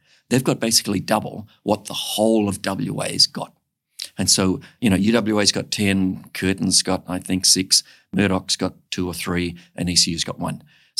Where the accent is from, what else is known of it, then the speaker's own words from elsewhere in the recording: Singapore; So I was born in Singapore. I went to primary school in Singapore. My folks sent me to a Catholic school because they believed in their religion. I happened to be the only white kid in an all-Asian school.